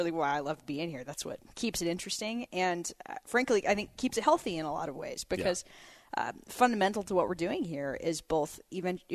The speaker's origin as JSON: {"language": "English", "region": "Pacific Northwest", "country": "United States", "moved": "yes", "lives_now": "North Carolina, United States", "said": "I'm from the Pacific Northwest"}